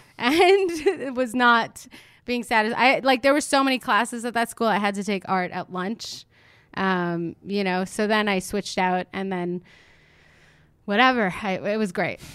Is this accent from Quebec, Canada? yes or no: yes; Montreal, Quebec, Canada; moved away; a classic Montreal attitude on my part